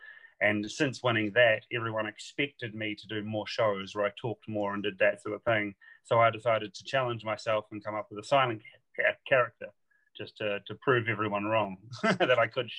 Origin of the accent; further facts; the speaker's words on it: New Zealand; accent: English and New Zealand mix; now in United Kingdom; I'm from New Zealand. So but I've lived in the UK for over 10 years. So I've got a weird mashup, a little bit of an English accent with a New Zealand accent.